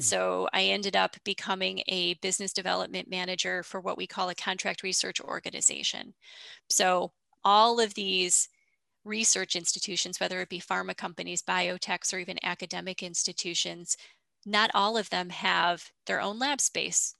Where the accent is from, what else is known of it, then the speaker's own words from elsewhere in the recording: upstate New York, United States; I am from upstate New York